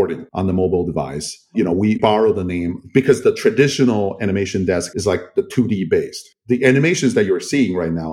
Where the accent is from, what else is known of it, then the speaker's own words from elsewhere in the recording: Kaohsiung, Taiwan; I was born and raised in Kaohsiung